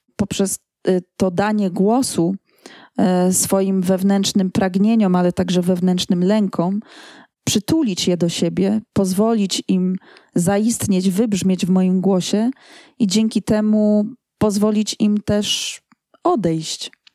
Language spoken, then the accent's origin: Polish; Poland; jestem z Polski